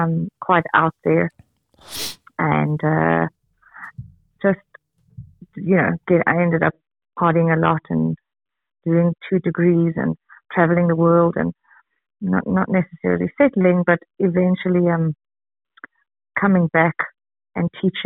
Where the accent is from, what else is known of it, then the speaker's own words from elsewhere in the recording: Johannesburg, Gauteng, South Africa; I'm from Johannesburg, South Africa